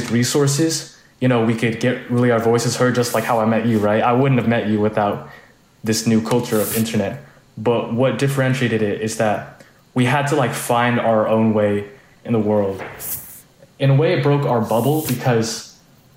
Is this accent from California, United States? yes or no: yes; Fremont, California, United States; also born or lived in San Francisco; I grew up in Fremont